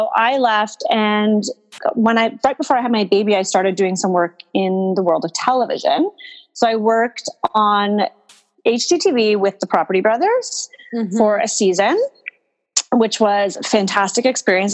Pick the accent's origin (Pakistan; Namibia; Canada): Canada; Toronto, Ontario; moved away as an adult; also born or lived in Montreal / Spain / Vancouver; I am originally from Toronto, but after I graduated high school, I was like, get me out of here.